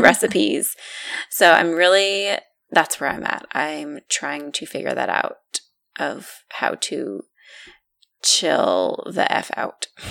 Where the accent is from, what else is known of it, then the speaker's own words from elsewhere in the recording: United States; moved away; we are from originally from New York and New Jersey, and we are very friendly people